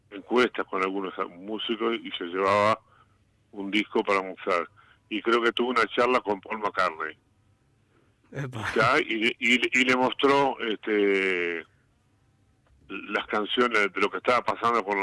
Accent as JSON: {"language": "Spanish", "country": "Uruguay", "moved": "yes", "lives_now": "Argentina", "said": "Claro, cuando vinimos de Uruguay, este tocábamos salíamos de grupo, digo, los …, y llegamos acá y querían un grupo en Argentina"}